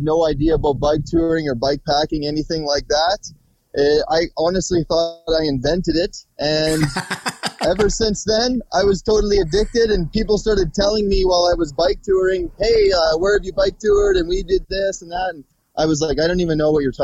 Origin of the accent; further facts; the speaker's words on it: Prince Albert, Saskatchewan, Canada; moved away as an adult; I'm originally from northern Saskatchewan, Canada, Prince Albert